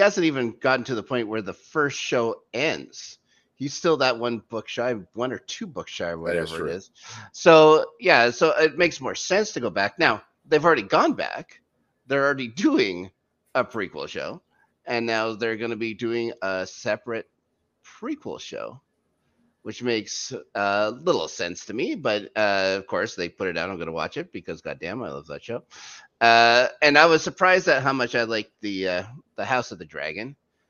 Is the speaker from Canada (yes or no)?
yes; Canada; I'm still Canadian.